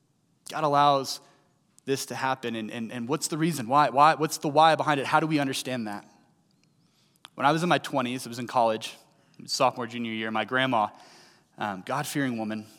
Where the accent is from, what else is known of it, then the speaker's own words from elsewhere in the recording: St. Louis, Missouri, United States; I was 8.5 hours southeast of St. Louis, where I grew up in Tennessee.